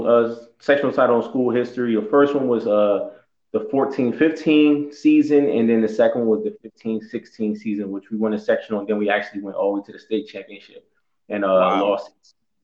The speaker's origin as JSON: {"language": "English", "town": "Camden", "region": "New Jersey", "country": "United States", "tie": "born or raised there", "said": "I started in South Jersey. I'm originally from Camden, New Jersey. I grew up with a lot of my friends, went to McGraw Elementary School."}